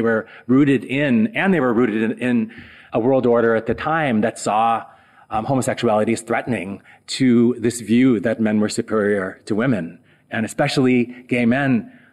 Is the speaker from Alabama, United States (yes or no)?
no; South Dakota, United States; moved away; growing up in South Dakota